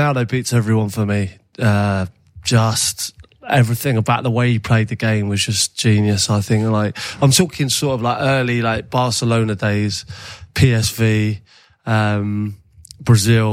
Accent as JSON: {"language": "English", "region": "England", "country": "United Kingdom", "said": "being English"}